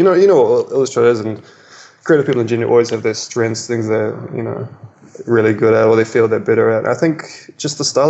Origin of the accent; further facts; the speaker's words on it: New Zealand; now in Melbourne, Australia; I grew up in New Zealand, even though it's in the middle of nowhere in the ocean, it's extremely cultured